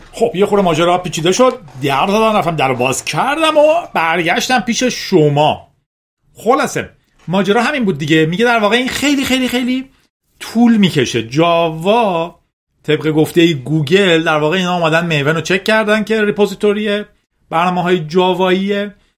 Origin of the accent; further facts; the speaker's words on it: Iran; به عنوان یک ایرانی